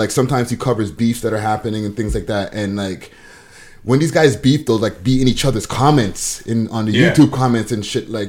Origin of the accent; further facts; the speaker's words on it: Montreal, Quebec, Canada; now in Toronto, Canada; I'm from Montreal.